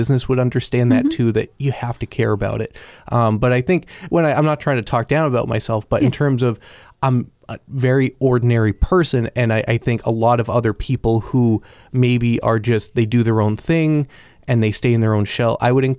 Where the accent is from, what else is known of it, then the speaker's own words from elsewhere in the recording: Pembroke, New Hampshire, United States; Grew up in Pembroke. So close enough to Concord that I would tell people from, you know, who weren't from, I would be like, I'm from Concord.